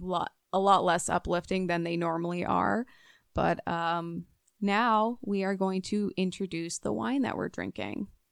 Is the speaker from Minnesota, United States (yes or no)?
yes; Minnesota, United States; accent: Minnesota; my Minnesota accent